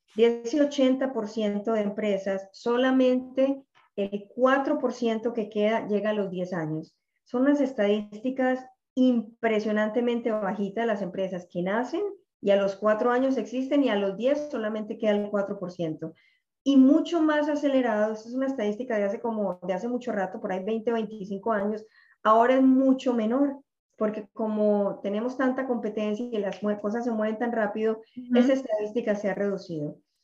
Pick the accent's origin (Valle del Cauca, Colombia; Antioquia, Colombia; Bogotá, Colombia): Antioquia, Colombia; Medellín; moved away as an adult; now in Miami, United States; soy colombiana eh, de Medellín. En este momento vivo en Miami hace ya 20 años.